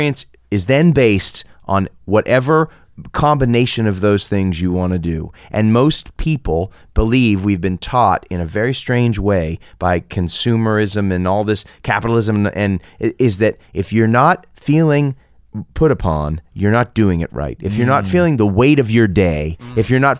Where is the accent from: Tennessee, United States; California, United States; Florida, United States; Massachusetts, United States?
Massachusetts, United States; Boston; I'm that guy from Boston.